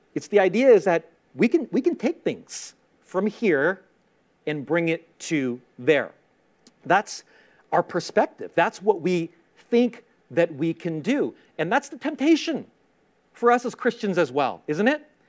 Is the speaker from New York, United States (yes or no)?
yes; New York City, New York, United States; I grew up in Queens, in Queens, New York